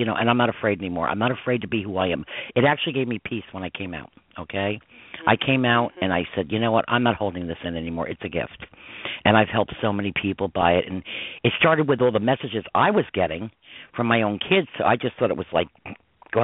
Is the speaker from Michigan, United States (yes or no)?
no; Westchester County, New York, United States; growing up in Westchester County, New York